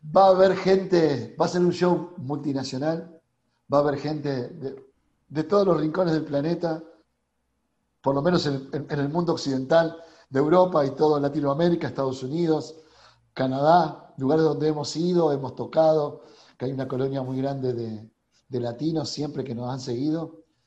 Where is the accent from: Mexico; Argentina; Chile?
Argentina; accent: Argentine; nuestro tono, bien argentino